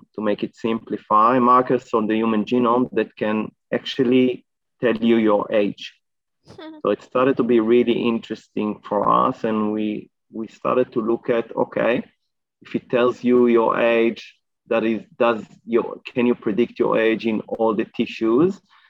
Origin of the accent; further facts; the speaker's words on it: Israel; moved away as an adult; now in Australia; So I arrived to Australia about 10, 11 years ago, 2011. I came from Israel. I did my PhD in Israel